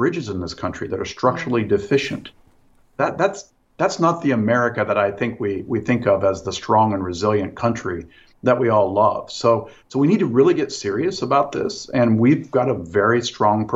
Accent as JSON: {"language": "English", "region": "Midwest", "country": "United States", "said": "I'm from the Midwest"}